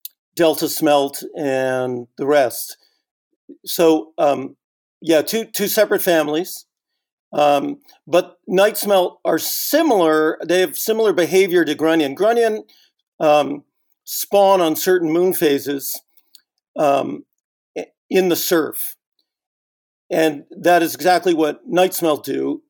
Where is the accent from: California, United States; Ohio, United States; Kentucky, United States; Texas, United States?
California, United States; Northern